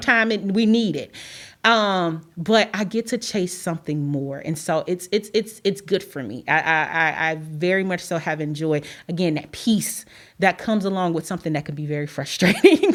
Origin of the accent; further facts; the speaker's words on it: Chicago, Illinois, United States; moved away as an adult; now in Carbondale, United States; I'm originally from Chicago